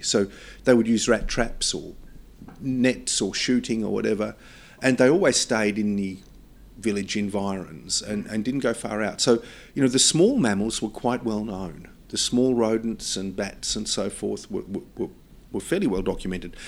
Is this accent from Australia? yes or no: yes; Australia; my sense of being Australian